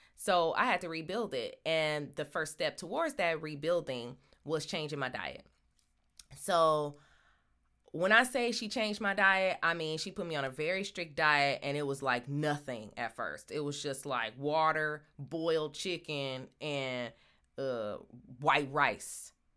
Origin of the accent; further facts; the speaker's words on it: Michigan, United States; now in Los Angeles, United States; I'm from Michigan